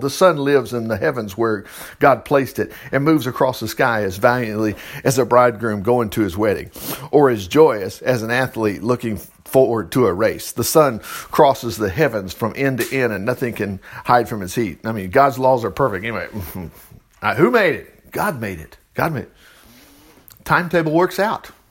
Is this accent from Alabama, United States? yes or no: yes; Alabama, United States